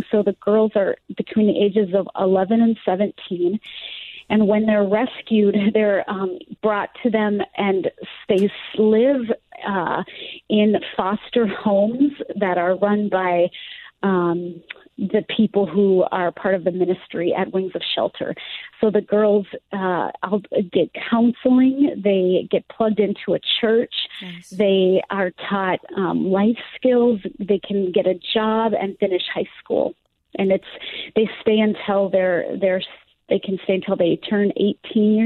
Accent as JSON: {"language": "English", "region": "Southwest Florida", "country": "United States", "tie": "born or raised there", "said": "my hometown where I live right now in Southwest Florida"}